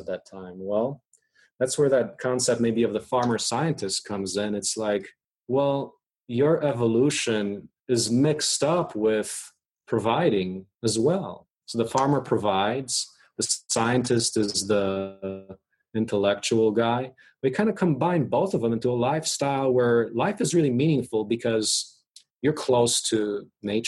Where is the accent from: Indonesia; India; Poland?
Poland; now in United States; I was born in Poland. There were tanks rolling down my streets when I left in 1984